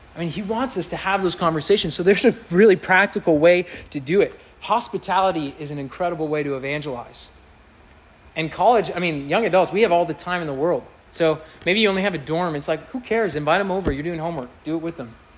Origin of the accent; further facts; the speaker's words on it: Kansas City, Missouri, United States; moved away; I grew up in Kansas City.